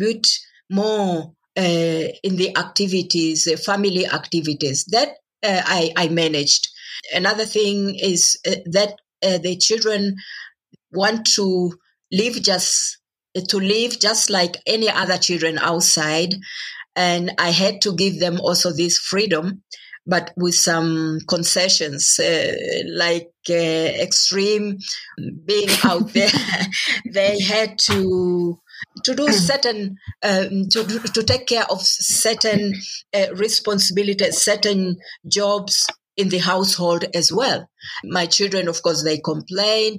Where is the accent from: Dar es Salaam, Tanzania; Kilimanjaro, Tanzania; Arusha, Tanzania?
Kilimanjaro, Tanzania; Moshi; moved away; Moshi, that's my town in the northern part of Tanzania